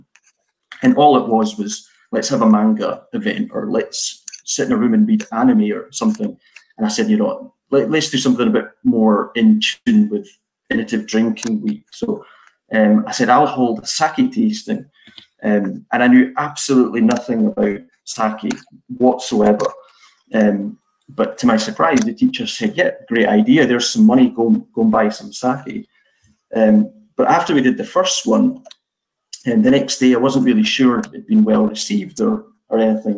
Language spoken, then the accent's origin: English; Edinburgh, Scotland, United Kingdom; moved away as an adult; now in Akitsu, Japan; I was offered a job working for a BMW franchise in Edinburgh, my hometown